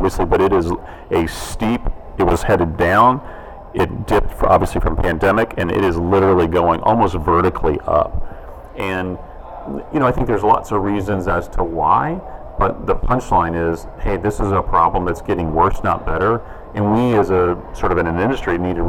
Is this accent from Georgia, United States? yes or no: yes; Georgia, United States; Georgia, my home state, is a pretty conservative, traditionally called a red state